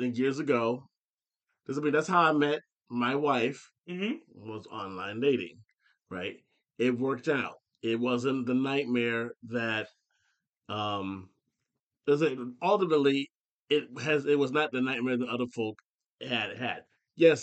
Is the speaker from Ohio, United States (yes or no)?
yes; Ohio, United States; born or raised there; moved away